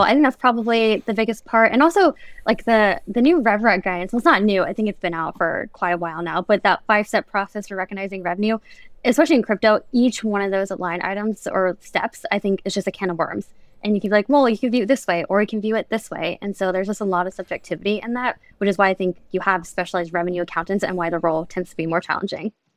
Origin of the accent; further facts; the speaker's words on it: Florida, United States; I'm from Florida